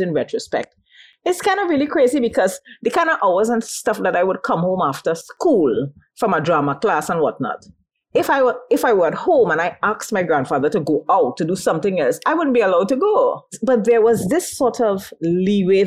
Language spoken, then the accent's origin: English; La Brea, Trinidad & Tobago; I was born and raised in the Point Door scheme in Labrie